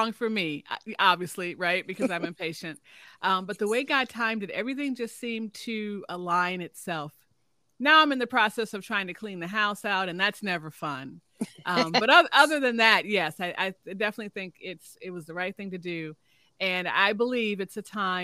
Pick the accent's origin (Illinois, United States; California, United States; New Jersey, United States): Illinois, United States; Chicago; moved away as an adult; also born or lived in Gary, Indiana / Dallas, Texas / Detroit, Michigan / Austin, Texas; now in Oklahoma, United States; I'm a Chicago girl. I'm originally from Chicago, south side of Chicago